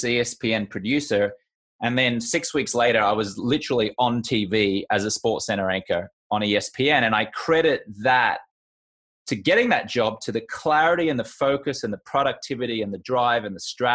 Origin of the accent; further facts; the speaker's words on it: Australia; moved away as an adult; also born or lived in United Kingdom; now in United States; I grew up in Australia. And then when I moved to the UK and then later on to the US